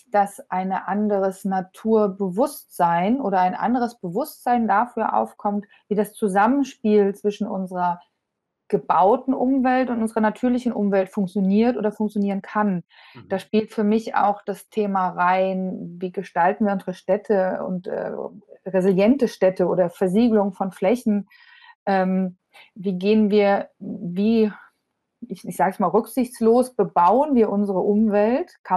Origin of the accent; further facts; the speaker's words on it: Hesse, Germany; Ich bin selber, selber Hessin hier und im, Vor im Vordertown ist groß geworden.